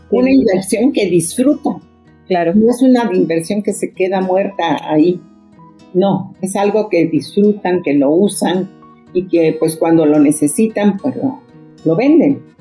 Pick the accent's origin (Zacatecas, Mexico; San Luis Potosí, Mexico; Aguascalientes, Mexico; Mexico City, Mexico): Mexico City, Mexico; porque yo aunque nací en la Ciudad de México y prácticamente crecí aquí, mi casa era como trasladar el pueblo a la ciudad. En mi casa se hablaba zapoteco, se comía estilo buchitán.